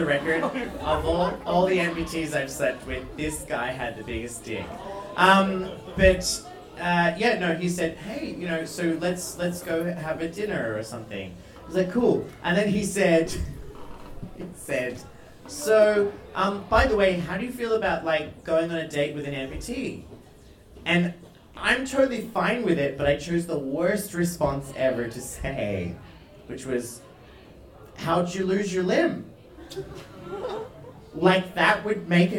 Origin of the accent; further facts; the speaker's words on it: Australia; first language English; now in Iceland; an Australian living in Iceland